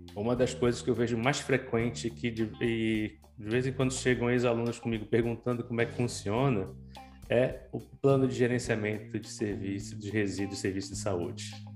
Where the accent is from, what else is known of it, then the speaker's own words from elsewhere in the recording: Pará, Brazil; eu sou paraense